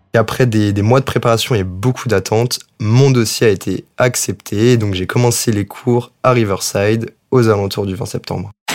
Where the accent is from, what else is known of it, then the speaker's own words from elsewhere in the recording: France; moved away as an adult; Quand on est français